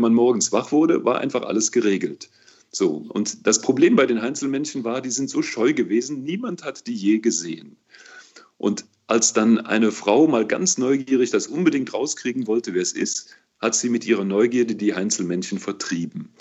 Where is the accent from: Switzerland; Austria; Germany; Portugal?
Germany; Cologne, North Rhine-Westphalia; das kann ich ja nur als Kölner beantworten, weißt du? Hier in Köln